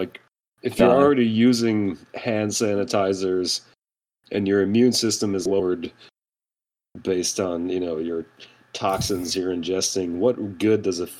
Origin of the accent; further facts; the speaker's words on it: United States; growing up in America